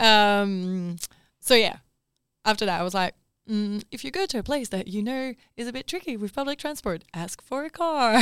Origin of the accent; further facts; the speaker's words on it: Paris, Île-de-France, France; moved away; also born or lived in Perth / Melbourne; I grew up in Paris